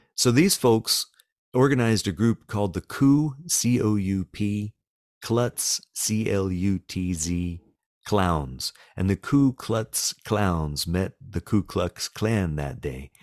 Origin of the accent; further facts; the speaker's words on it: the South, United States; I live in a small town in the South, and I am a Southerner